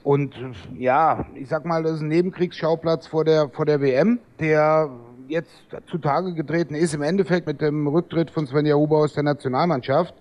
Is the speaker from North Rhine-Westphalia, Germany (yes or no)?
no; near Trier, Rhineland-Palatinate, Germany; ich bin ja aus der Nähe von Trier